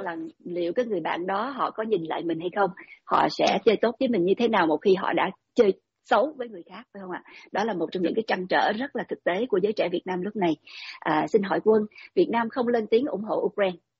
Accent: Vietnam

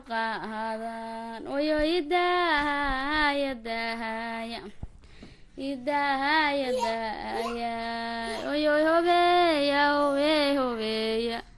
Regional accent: Garbahaarey, Gedo, Somalia; meeshaan ku koray waxaa la dhahdaa mm, waxaa la dhahaa waraabad dareeray iyo iyo garbada

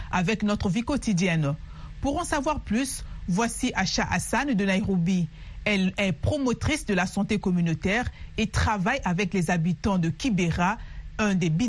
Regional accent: Addis Ababa, Ethiopia; je suis née à Addis Abeba et que mes parents avaient de l'argent pour m'amener à l'hôpital.

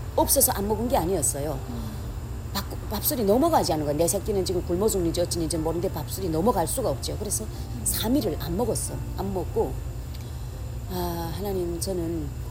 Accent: North Korea; moved away as an adult; now in Los Angeles, United States; 우리 그 우리 북쪽에는 날씨가 추워서 딸기란 건 구경도 못했어요

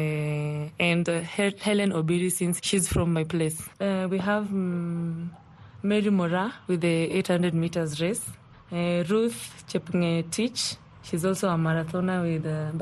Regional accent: Kisii, Kisii County, Kenya; I come from Kisii.

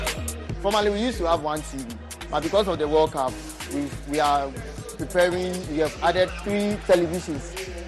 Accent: Ghana; I'm a Ghanaian.

